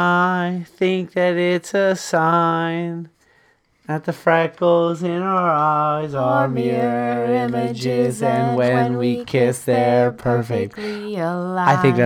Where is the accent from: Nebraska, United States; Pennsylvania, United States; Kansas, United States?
Pennsylvania, United States; Easton; Okay, so we're from Easton. We're at the country fair. And they have a lot of country fairs in, like, Bucks County, Berks County, Lehigh County.